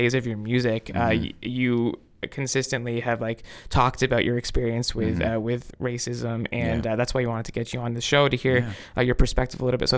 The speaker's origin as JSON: {"language": "English", "town": "Toronto", "region": "Ontario", "country": "Canada", "tie": "born or raised there", "said": "I grew up in Scarborough"}